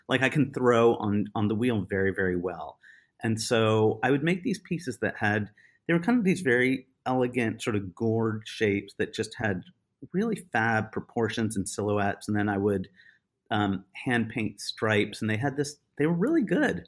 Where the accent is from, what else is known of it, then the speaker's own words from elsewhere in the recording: United States; I am obviously American